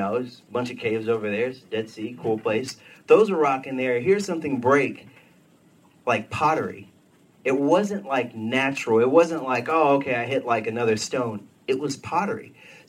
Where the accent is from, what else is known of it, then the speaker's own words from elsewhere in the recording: Texas, United States; I moved up here from Texas. You know, we didn't have any Amish people where I was from, so I'd heard about them.